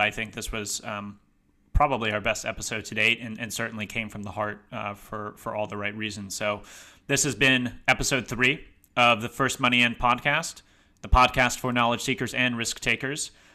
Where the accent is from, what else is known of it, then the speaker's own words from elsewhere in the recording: Massachusetts, United States; my home state of Massachusetts